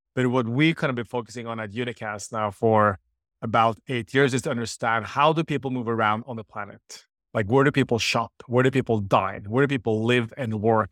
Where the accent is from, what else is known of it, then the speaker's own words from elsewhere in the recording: Norway; I'm from Norway